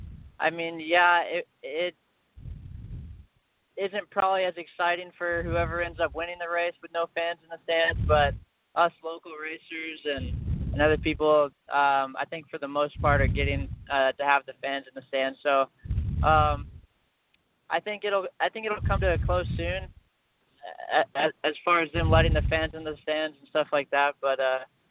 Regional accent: Quincy, Illinois, United States; my hometown of Quincy

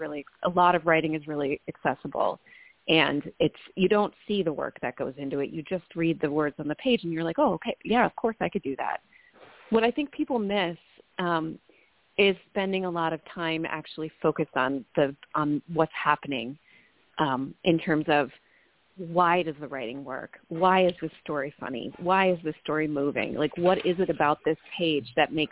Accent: Minnesota, United States; also born or lived in New York; I grew up in Minnesota

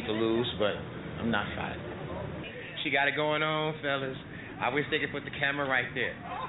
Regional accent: Atlanta, Georgia, United States; I'm from Atlanta, Georgia.

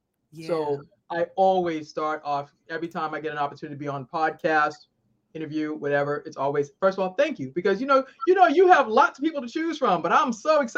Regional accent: Boston, Massachusetts, United States; now in Maryland, United States

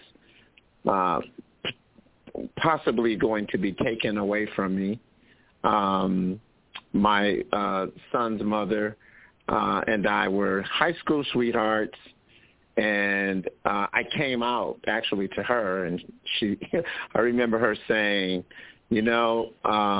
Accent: Michigan, United States; moved away as an adult; now in Oakland, United States; I left my home state of Michigan and moved to Oakland

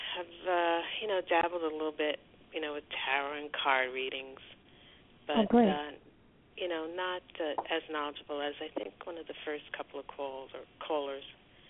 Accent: New York City, New York, United States; now in Winston-Salem, North Carolina, United States; I was born in the Bronx, New York.

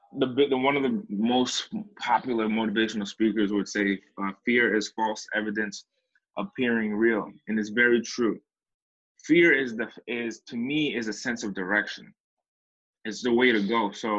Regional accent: East Coast, United States; now in California, United States; I came from California. I mean, I came from the East Coast, had a bunch of success, and then I dipped down in my trajectory.

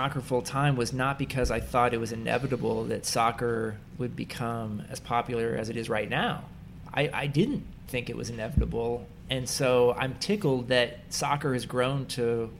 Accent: Kansas, United States; I grew up in Kansas with Kansas basketball.

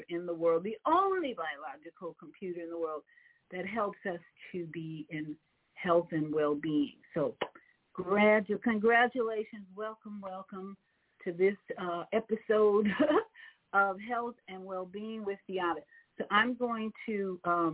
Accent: Chicago, Illinois, United States; also born or lived in Orlando, Florida; now in Florida, United States; my hometown of Chicago

